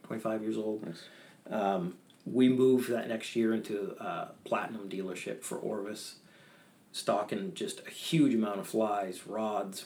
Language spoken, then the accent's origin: English; Bethel, Maine, United States; also born or lived in Peterborough, New Hampshire; I was raised in Bethel, Maine. I was actually born in Peterborough, Hampshire, New Hampshire, in 1976